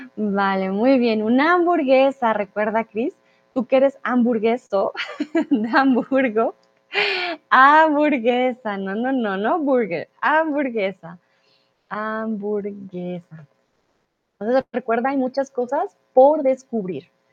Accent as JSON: {"language": "Spanish", "region": "Bogotá", "country": "Colombia", "tie": "born or raised there", "also_born_or_lived": "Guadalajara, Mexico", "moved": "as an adult", "lives_now": "Germany", "said": "mi ciudad natal, a Bogotá"}